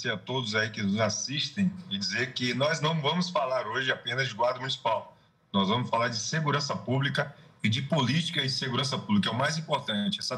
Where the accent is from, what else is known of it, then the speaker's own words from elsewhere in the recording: Salvador, Bahia, Brazil; Você é do Rio de Janeiro, eu sou de Salvador